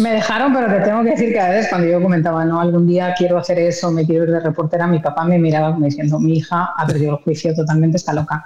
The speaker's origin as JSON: {"language": "Spanish", "town": "Madrid", "region": "Community of Madrid", "country": "Spain", "tie": "born or raised there", "moved": "yes", "said": "Yo nací en Madrid, eh, nací en, la capital, soy madrileña"}